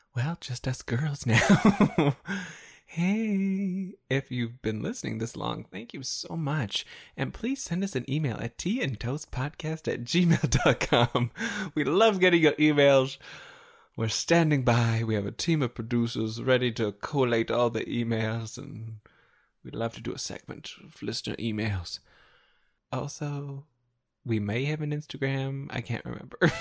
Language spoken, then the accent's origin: English; Canada; as a Canadian